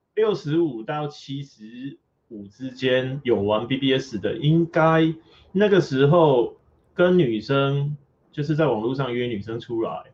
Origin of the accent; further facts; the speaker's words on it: Taiwan; 桂田这个词是我觉得台湾中文少有